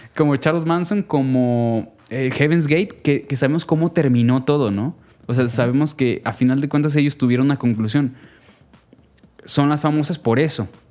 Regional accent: Jalisco, Mexico; yo soy orundo de esta región del tequila y el mariachi

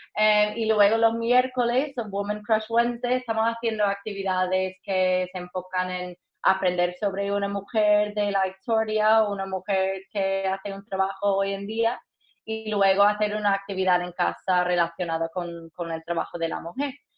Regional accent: United States; Spanish is a second language; moved away; also born or lived in Madrid; como americana

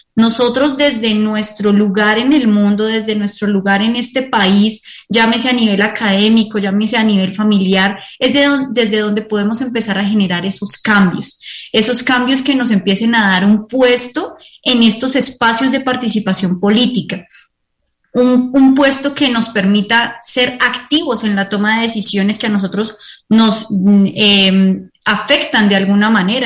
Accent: Colombia

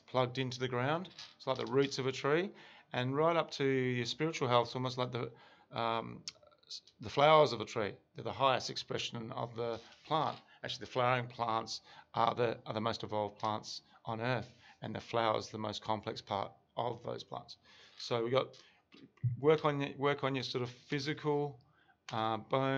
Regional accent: Australia; me, as an Australian male

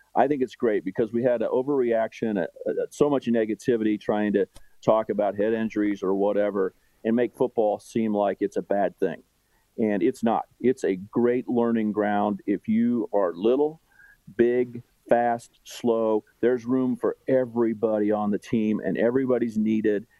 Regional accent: Wichita, Kansas, United States; now in Kansas City, United States; I grew up in Wichita

